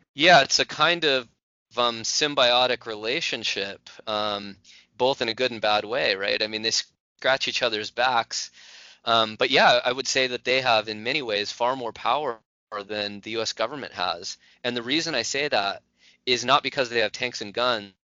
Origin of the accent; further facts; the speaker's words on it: California, United States; the state of California, my home state.